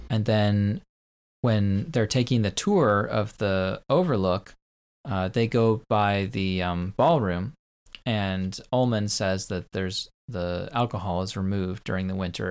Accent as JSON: {"language": "English", "country": "United States", "said": "I, as an American"}